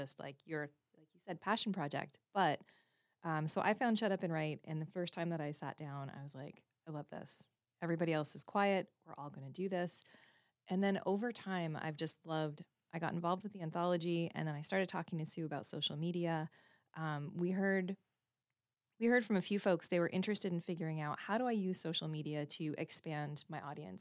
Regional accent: Canada; I was born and raised in Canada

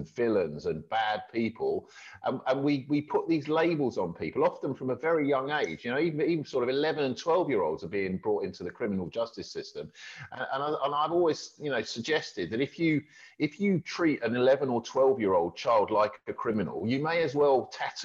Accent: Milton Keynes, South East England, United Kingdom; when I was growing up in Milton Keynes

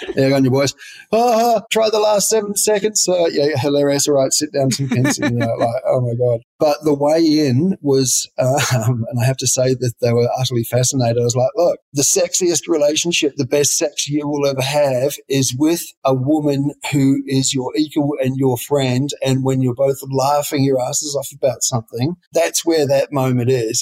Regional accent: far south of New Zealand, New Zealand; I'm a New Zealander. I grew up on a sheep farm in the far south of New Zealand.

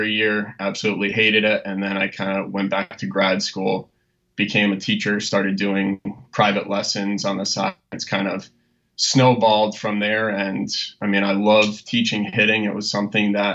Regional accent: Connecticut, United States; I grew up in Connecticut. I'm a Connecticut guy through and through.

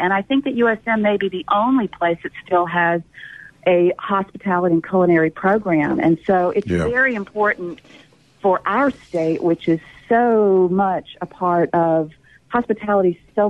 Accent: Natchez, Mississippi, United States; moved away as an adult; also born or lived in New York / Los Angeles; I was living in Los Angeles producing movies still at that point. I grew up in Natchez, but was in New York and L.A. for about 30 years and came back a number of years ago

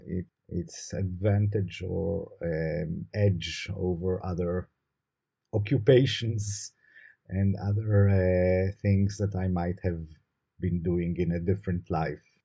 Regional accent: Jerusalem, Jerusalem District, Israel; also born or lived in Haifa; I was born in Jerusalem. I was raised in Jerusalem.

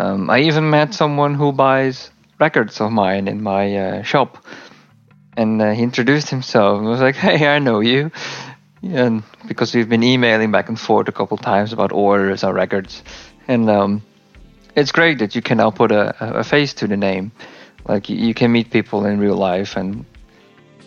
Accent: Leeuwarden, Friesland, Netherlands; my hometown, Leeuwarden

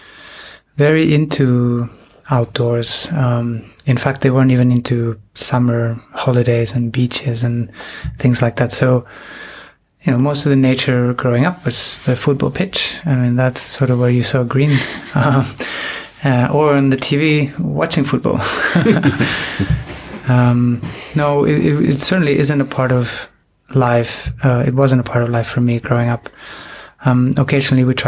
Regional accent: Buenos Aires, Argentina; moved away as an adult; also born or lived in Spain; I was born in Spain, from a Peruvian mother and a Spanish father, and we moved to Argentina when I was about six. So, and I'm the oldest of three, so we all grew up. You know, that move caught us at different ages, but I spent most of my young life in Argentina

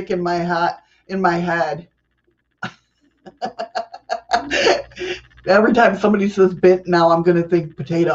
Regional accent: New York, United States; also born or lived in Rochester, New York; I'm a New Yorker

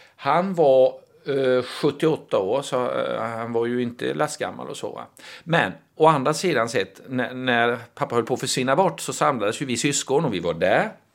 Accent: Småland, Sweden; jag är ju smålänning, jag är ju djupt rotad i den småländska traditionen

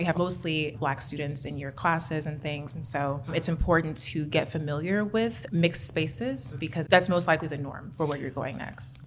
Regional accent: Kansas City, United States; moved away as an adult; also born or lived in Atlanta; I'm born and raised in Kansas City

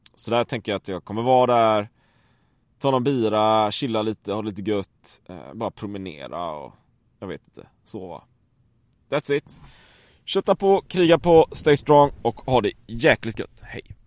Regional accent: Sweden; hemma i Sverige

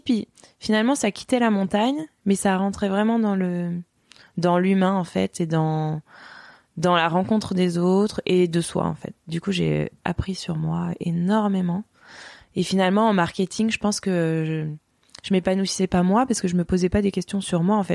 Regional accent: Strasbourg, Grand Est, France; now in Chamonix, France; je suis originaire d'Alsace, donc j'ai grandi euh, à Strasbourg, enfin on va dire en partie.

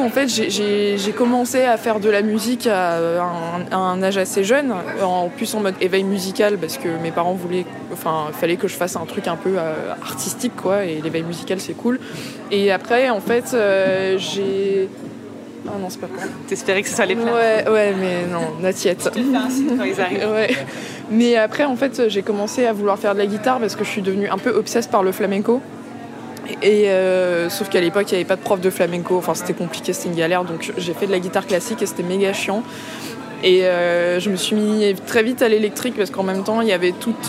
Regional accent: Vitry-sur-Seine, Île-de-France, France; also born or lived in Paris / Central African Republic / southern United States; J'ai grandi euh, à Paris, dans un premier temps. et après, j'ai déménagé à Vitry-sur-Seine, en banlieue

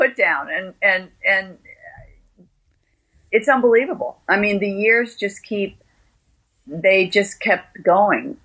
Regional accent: United States; I'm American

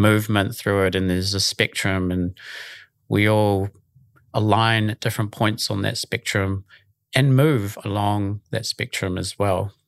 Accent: Auckland, New Zealand; I'm from Auckland originally, born and raised in Mount Talbot in Sandringham

